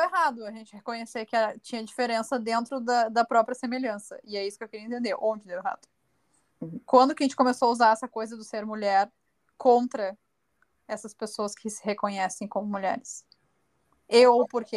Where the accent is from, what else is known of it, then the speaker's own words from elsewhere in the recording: Brazil; eu posso me reconhecer como uma brasileira